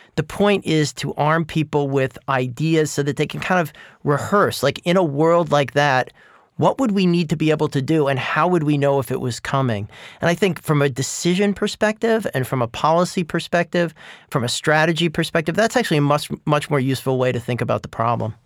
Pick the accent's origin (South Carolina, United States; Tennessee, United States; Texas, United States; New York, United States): New York, United States; I grew up in New York in the nineteen seventies